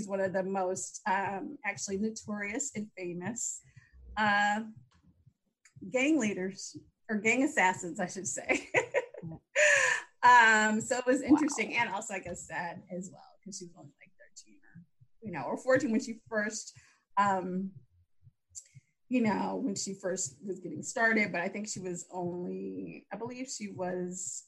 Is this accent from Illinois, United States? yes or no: yes; Chicago, Illinois, United States; my hometown, Chicago